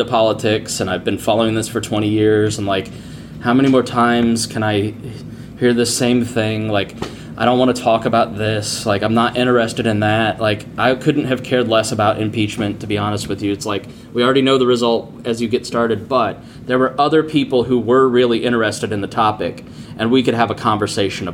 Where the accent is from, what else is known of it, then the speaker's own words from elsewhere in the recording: Plainfield, Indiana, United States; I grew up in Plainfield, Indiana, 98% white town